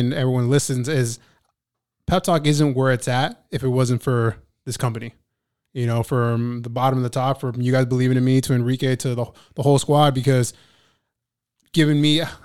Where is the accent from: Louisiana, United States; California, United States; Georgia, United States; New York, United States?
California, United States; Ventura County; I grew up in Ventura County